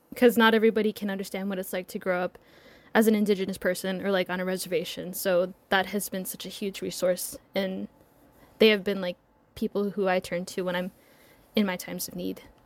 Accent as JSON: {"language": "English", "town": "Laguna", "region": "New Mexico", "country": "United States", "moved": "as an adult", "said": "So I'm from, um, this small reservation called Laguna. So it's, like, part of the Laguna Pueblo. It's probably about fifty miles west"}